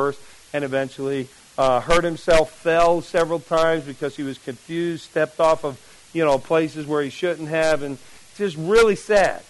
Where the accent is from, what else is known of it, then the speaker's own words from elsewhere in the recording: Jersey City, New Jersey, United States; moved away; where I grew up in Jersey City, New Jersey